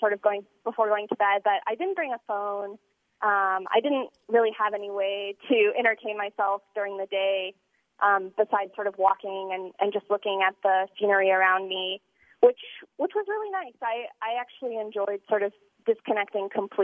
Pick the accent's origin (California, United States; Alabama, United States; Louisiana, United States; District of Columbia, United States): California, United States; now in Utah, United States; I grew up in California, so I always hiked as a kid. But moving to Utah